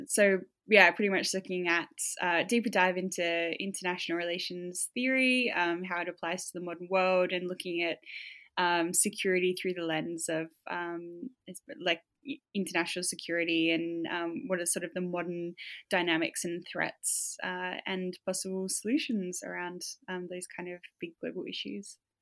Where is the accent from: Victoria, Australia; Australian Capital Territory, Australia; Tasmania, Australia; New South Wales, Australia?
Tasmania, Australia; moved away as an adult; now in Melbourne, Australia; I grew up in Tasmania. I spent most of my formative years here